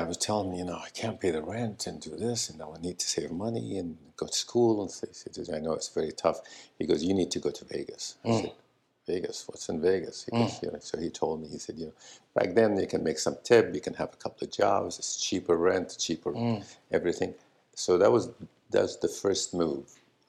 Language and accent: English; Syria; also born or lived in Florida; now in Los Angeles, United States; I came here to from Syria to Florida to Los Angeles because I wanted to make movies